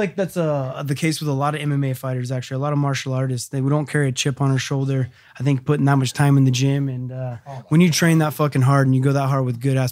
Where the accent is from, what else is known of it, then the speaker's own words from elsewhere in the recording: Angels Camp, California, United States; my hometown Angels Camp